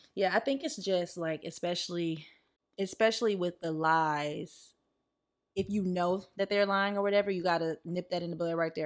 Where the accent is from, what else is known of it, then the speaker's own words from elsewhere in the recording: the South, United States; growing up in the South